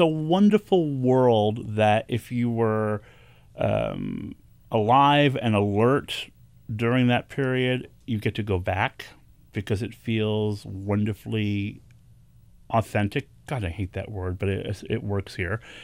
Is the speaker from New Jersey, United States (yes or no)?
no; New York City, New York, United States; I was born and raised here in New York City in the Bronx